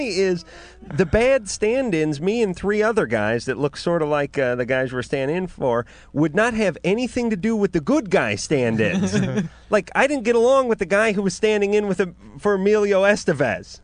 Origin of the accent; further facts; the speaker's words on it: Los Angeles, California, United States; Out here in North Hollywood, which is my hometown